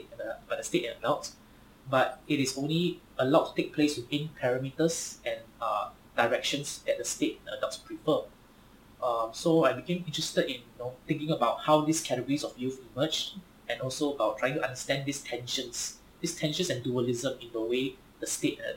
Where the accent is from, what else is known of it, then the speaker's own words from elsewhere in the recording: Singapore; moved away as an adult; also born or lived in Vancouver; growing up in Singapore